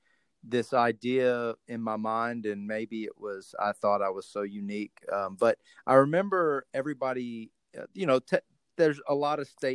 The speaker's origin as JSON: {"language": "English", "region": "Texas", "country": "United States", "said": "And I said, I'm from Texas. And that's when I realized, something different around here."}